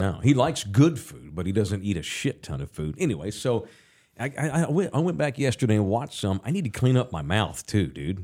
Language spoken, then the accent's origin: English; Texas, United States; I'm from here. I'm from the Metro Sex